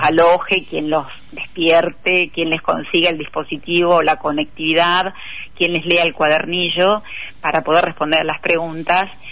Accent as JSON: {"language": "Spanish", "country": "Argentina", "said": "nuestros resultados como pueblo argentino"}